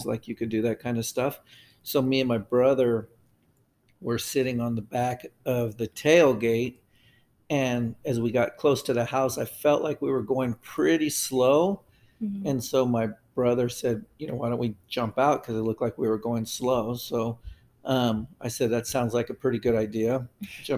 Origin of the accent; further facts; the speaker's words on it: El Paso, Texas, United States; now in Roseville, United States; I grew up in El Paso, Texas.